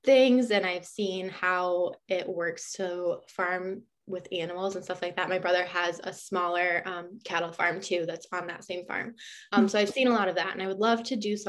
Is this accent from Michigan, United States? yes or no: yes; Michigan, United States; I've grown up in Michigan. I grew up on a farm and I've kind of just been here my whole life